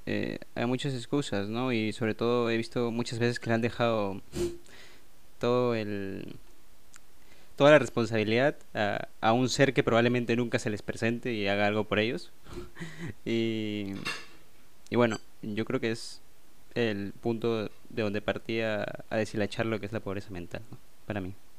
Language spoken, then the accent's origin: Spanish; Peru; soy de Perú